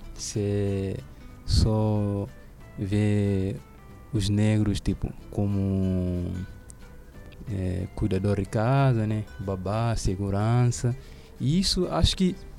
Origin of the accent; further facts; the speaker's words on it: Guinea-Bissau; now in Brazil; no país onde eu nasci, é, não tem muito essa diferença. É um país de negros